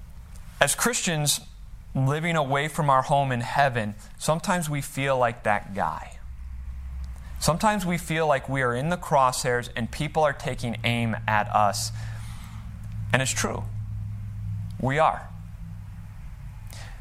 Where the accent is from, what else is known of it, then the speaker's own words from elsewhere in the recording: Chicago, Illinois, United States; I grew up in the Chicagoland area